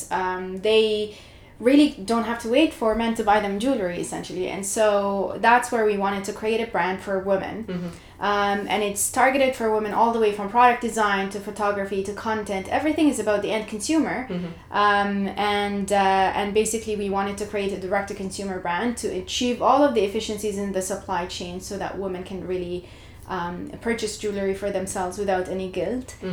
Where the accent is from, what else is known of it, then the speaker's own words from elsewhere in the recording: Jordan; moved away as an adult; now in Canada; I was brought up in Jordan, so I moved to Canada about 10 years ago